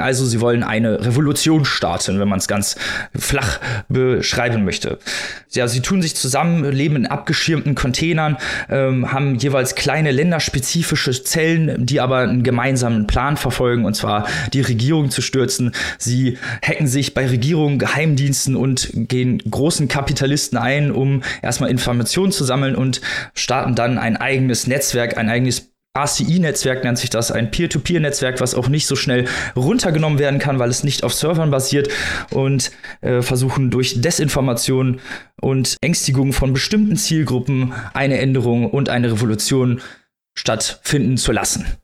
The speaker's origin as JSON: {"language": "German", "country": "Germany", "said": "wir als Deutsche"}